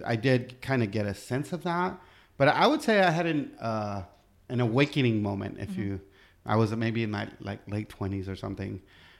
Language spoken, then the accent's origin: English; United States; no, you know, I'm American